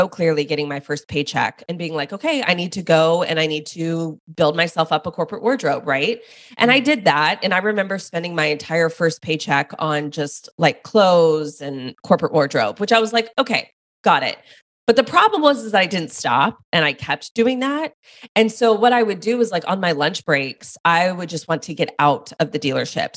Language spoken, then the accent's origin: English; Dallas, Texas, United States; I moved back home to Dallas, which is where I'm from.